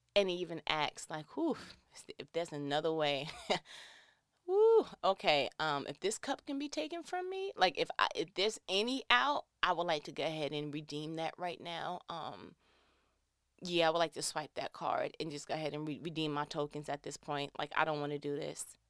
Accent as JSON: {"language": "English", "region": "New York", "country": "United States", "said": "I'm from New York"}